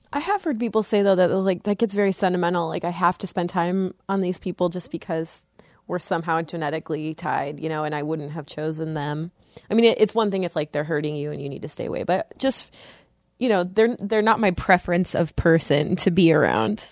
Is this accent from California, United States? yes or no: yes; California, United States; now in East Coast, United States; I'm from California and we live in the East Coast